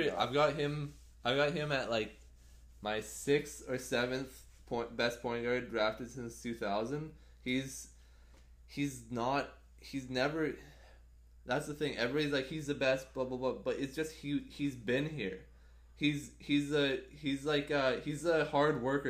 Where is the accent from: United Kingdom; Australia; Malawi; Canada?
Canada; as a Canadian